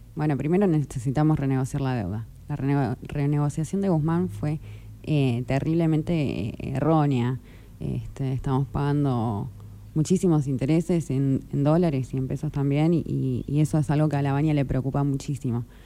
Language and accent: Spanish; Juan N. Fernández, Buenos Aires Province, Argentina; also born or lived in Tandil; soy de de Fernández, tengo 28